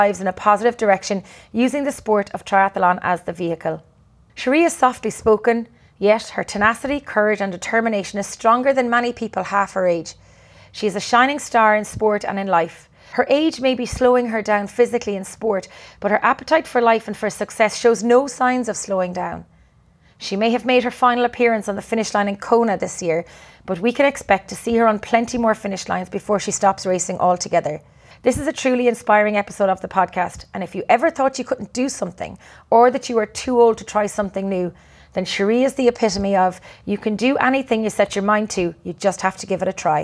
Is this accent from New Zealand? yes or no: no; Ireland; I'm Irish and I'm not used to that warm weather